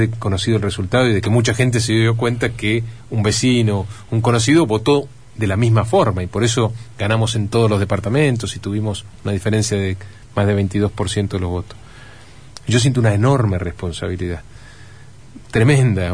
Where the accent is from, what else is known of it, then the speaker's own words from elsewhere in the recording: Entre Ríos, Argentina; como muchos argentinos, como muchos entrerrianos, confío en nuestro país, confío en nuestra provincia